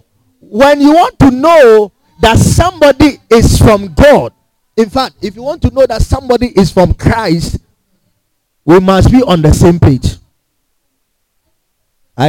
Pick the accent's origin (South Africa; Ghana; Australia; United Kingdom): Ghana; we are from Ghana